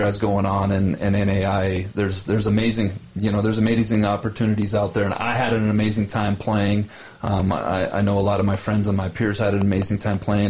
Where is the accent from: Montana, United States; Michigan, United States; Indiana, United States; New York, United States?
Montana, United States; Helena; Carroll, just because it's my hometown